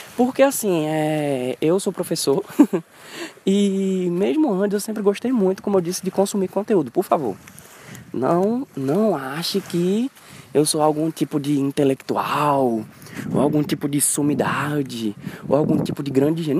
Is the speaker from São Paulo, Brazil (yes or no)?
no; Pernambuco, Brazil